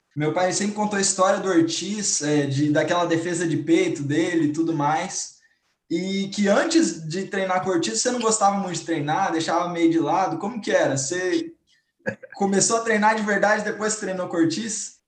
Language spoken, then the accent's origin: Portuguese; Cuiabá, Mato Grosso, Brazil; eu sou de Cuiabá